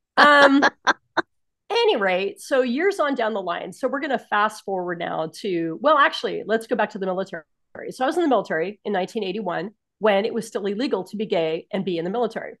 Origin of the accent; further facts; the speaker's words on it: San Francisco, California, United States; moved away as an adult; also born or lived in Spokane area / Southern Idaho; I was born and raised in San Francisco, California